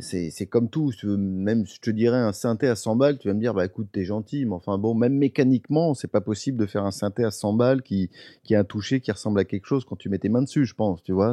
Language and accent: French; Paris, Île-de-France, France; je suis parisien, je suis d'un Paris, donc les magasins de Pigalle, je les connais par cœur